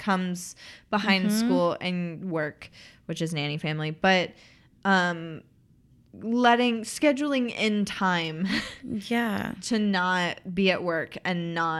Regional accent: East Tennessee, United States; I'm also from East Tennessee, which is where she's from.

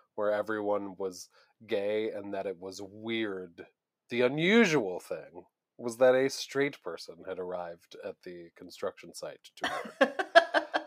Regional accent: Buffalo, New York, United States; moved away; I grew up in Buffalo, New York

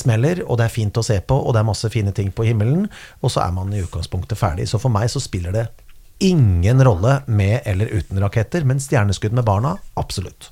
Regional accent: Kongsberg, Buskerud, Norway; jeg feiret jo veldig mye nyttår med vennene mine i tenårene og oppveksten på Kongsberg

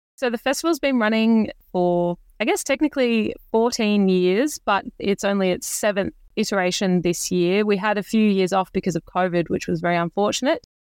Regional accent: Bendigo, Victoria, Australia; I, I grew up in Bendigo

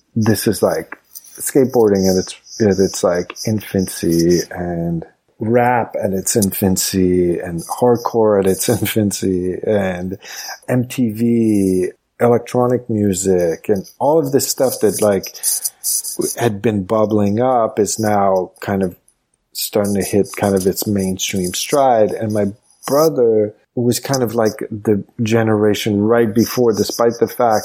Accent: Montreal, Quebec, Canada; moved away as an adult; also born or lived in Los Angeles / New York; now in United States; growing up in Montreal, it was just like hyper social and just kind of mixed

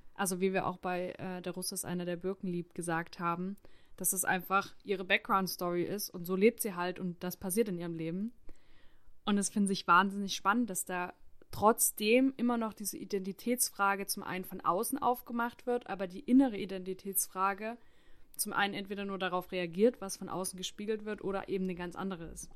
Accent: Saxony, Germany; moved away as an adult; also born or lived in Stuttgart / Hamburg / Hanover; ich bin in Sachsen aufgewachsen

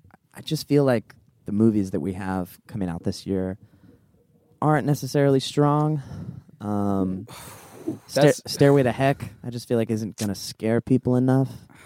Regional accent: Portland, Oregon, United States; I did internet homeschool from a web cafe in my hometown of Portland, Oregon.

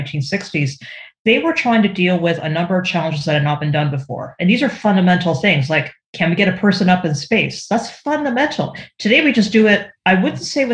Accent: Canada; up here in Canada, I'm Canadian

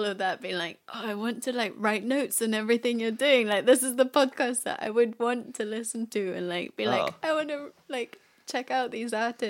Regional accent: Paris, Île-de-France, France; Oh yeah, I grew up in Paris.

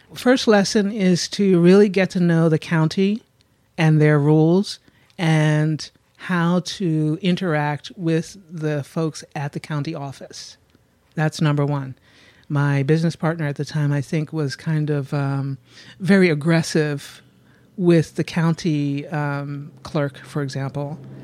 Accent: Philadelphia, Pennsylvania, United States; I'm from Germantown, Mount Airy

